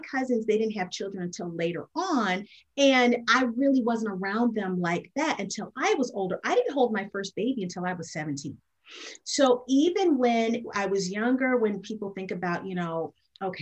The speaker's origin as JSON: {"language": "English", "town": "St. Louis", "region": "Missouri", "country": "United States", "tie": "born or raised there", "said": "I am born and raised in St. Louis, and that's where I'm at now"}